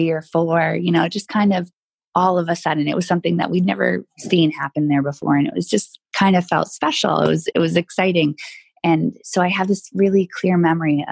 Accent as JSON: {"language": "English", "region": "New Hampshire", "country": "United States", "tie": "born or raised there", "moved": "yes", "said": "I grew up in New Hampshire"}